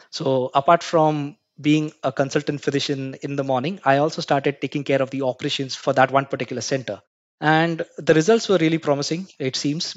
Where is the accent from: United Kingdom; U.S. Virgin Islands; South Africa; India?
India; Mumbai, Maharashtra; I was born and brought up in Mumbai. I hail from a country called India.